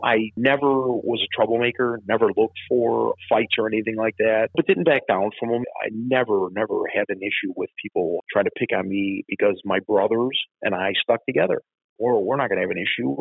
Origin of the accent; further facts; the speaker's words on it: Chicago, Illinois, United States; when I grew up in Bridgeport, you get in fights with kids